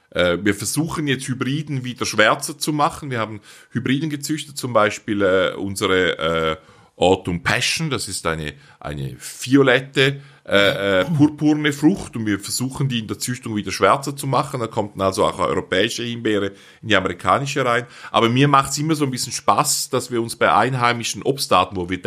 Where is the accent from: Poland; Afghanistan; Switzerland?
Switzerland; so gut man sie als Schweizer versteht, wir sind ja